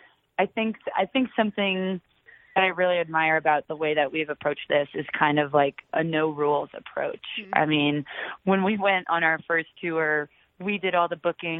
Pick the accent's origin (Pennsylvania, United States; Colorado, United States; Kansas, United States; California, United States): Colorado, United States; Aurora; also born or lived in Telluride, Colorado; I am originally from Aurora, Colorado, right outside of Denver.